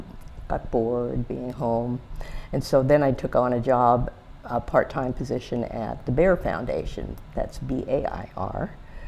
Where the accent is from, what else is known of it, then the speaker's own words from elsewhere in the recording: Tamaqua, Pennsylvania, United States; moved away as an adult; also born or lived in Harrisburg, Pennsylvania; I was originally from Tamaqua